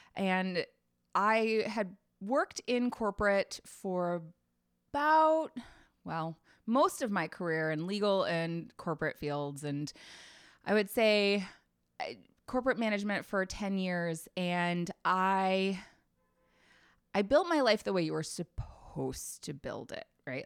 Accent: Nashville, Tennessee, United States; moved away as an adult; I'm originally from Tennessee, from Nashville.

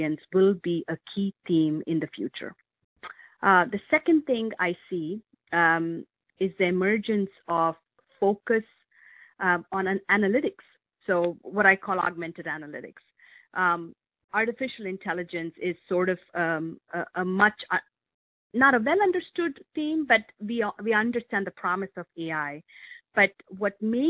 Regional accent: India; moved away as an adult; now in Medina, United States; I grew up in India, and I came of age as India was driving its information technology revolution

